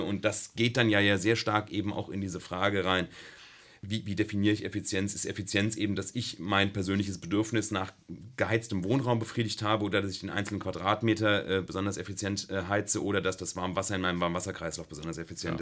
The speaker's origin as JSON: {"language": "German", "region": "Rhine-Main area", "country": "Germany", "also_born_or_lived": "Darmstadt", "moved": "as an adult", "lives_now": "Karlsruhe, Germany", "said": "Ich komme aus dem Rhein-Main-Gebiet"}